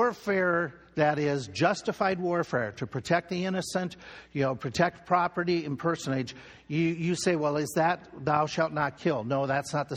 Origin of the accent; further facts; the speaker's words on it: Minnesota, United States; In our home state where I grew up in Minnesota